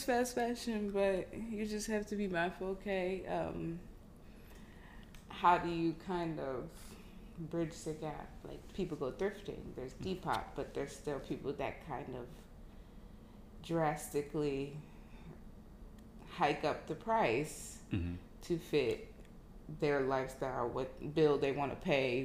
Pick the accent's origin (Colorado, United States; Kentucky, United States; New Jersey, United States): New Jersey, United States; moved away as an adult; now in Houston, United States; I am from New Jersey. Born Nigerian American, family came here a few months shy of me being born from Nigeria, but I was born and raised in New Jersey